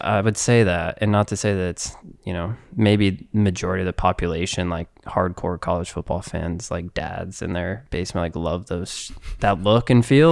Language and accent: English; United States; Being American